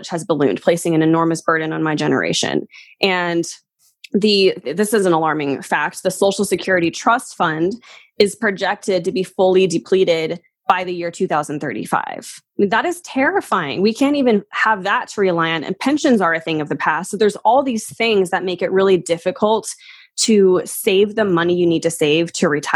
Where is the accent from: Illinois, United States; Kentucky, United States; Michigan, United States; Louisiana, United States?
Kentucky, United States; accent: Southern; moved away as an adult; also born or lived in Colorado; I lived in Kentucky for most of my life. So that's what I consider my hometown